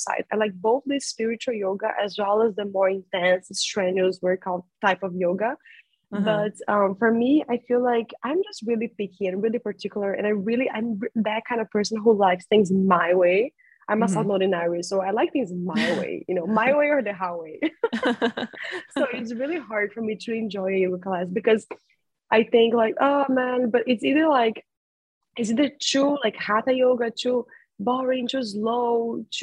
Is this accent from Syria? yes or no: no; Brazil; I'm from Brazil